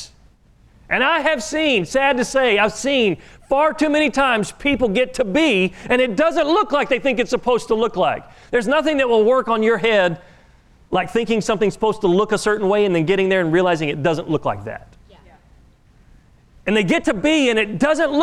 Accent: Oklahoma, United States; I am from Oklahoma

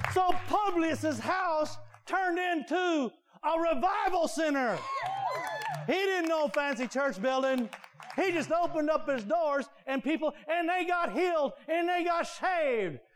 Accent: United States; we're American

